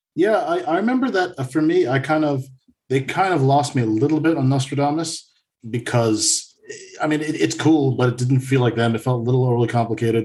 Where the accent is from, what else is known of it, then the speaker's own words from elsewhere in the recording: United States; now in Sweden; an American living up here in Sweden